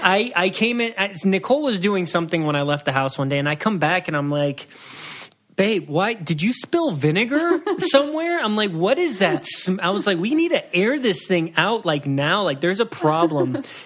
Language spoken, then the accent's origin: English; Puerto Rico; so I'm from Puerto Rico.